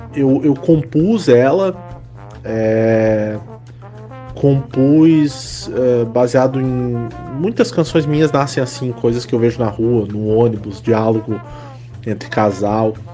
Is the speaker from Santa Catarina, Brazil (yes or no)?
yes; Lages, Santa Catarina, Brazil; now in Florianópolis, Brazil; moro em Florianópolis, mas eu sou natural de Lages